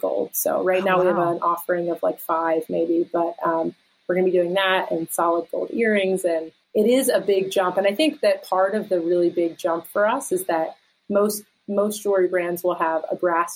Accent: outside of Philadelphia, Pennsylvania, United States; moved away as an adult; also born or lived in New York City; now in Pittsburgh, United States; I grew up outside of Philadelphia and lived in Philly and New York City

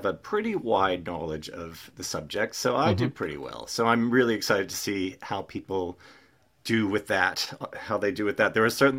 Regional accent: Australia; accent: Australian; also born or lived in United States; I'll try not to sound like an Australian too much. No, because I don't actually sound like a typical Australian.

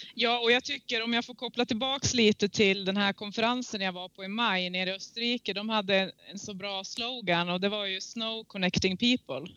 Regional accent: Järvsö, Gävleborg County, Sweden; moved away; also born or lived in Åre / New Zealand; skidkarriären började hemma i eh, Gärsebacken i Järvsö. Tidigt 80-tal. Där jag kommer ifrån

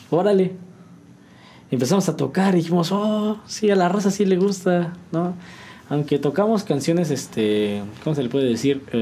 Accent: San Juan del Río, Querétaro, Mexico; Somos mexicanos, somos sanjuanenses. Que se note que venimos de San Juan del Río, que se note que venimos de, México

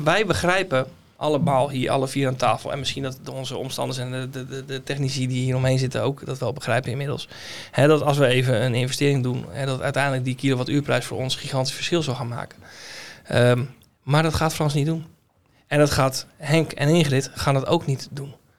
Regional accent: Netherlands; wij Hollanders

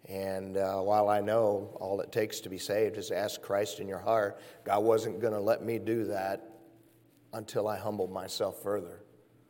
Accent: Michigan, United States; moved away; I'm from up north. I'm from Michigan

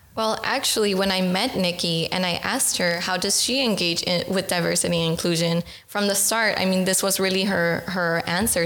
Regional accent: Los Angeles, California, United States; moved away as an adult; now in Netherlands; I'm from California, from Los Angeles

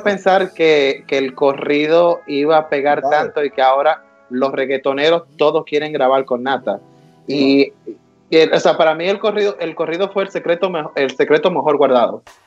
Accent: Dominican Republic; now in United States; latino como yo, que nací en República Dominicana y emigré a los Estados Unidos

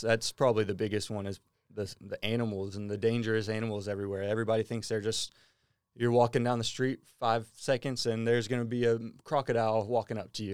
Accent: Bellville, Texas, United States; moved away as an adult; now in Australia; I say I'm from Houston. I'm actually from about an hour outside of Houston in a small little town. Um, it's called Belleville, Texas.

